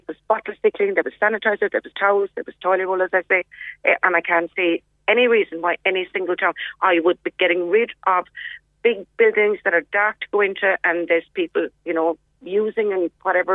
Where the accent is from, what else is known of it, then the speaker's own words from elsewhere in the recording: Clonakilty, Munster, Ireland; moved away; I was originally from Clonakilty, so I would have had family there